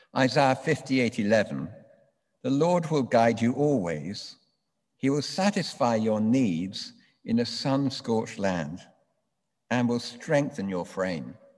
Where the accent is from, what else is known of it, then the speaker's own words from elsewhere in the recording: London, United Kingdom; I grew up in London.